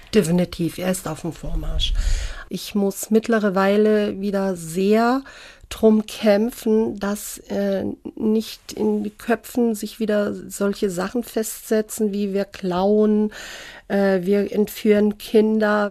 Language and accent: German; Germany; ich bin eine Deutsche, aber ich gehöre dieser Minderheit